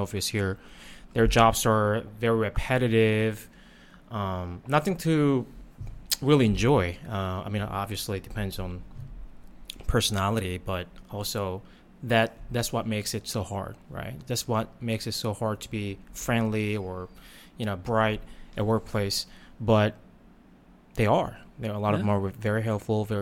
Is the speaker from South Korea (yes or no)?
yes; South Korea; now in Ao Nang, Thailand; I grew up in Korea